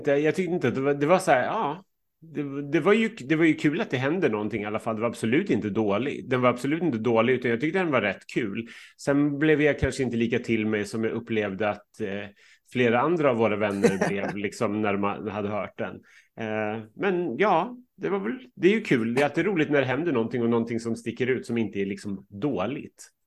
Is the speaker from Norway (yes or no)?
yes; Norway; Ja, vi är, vi är ju från Norge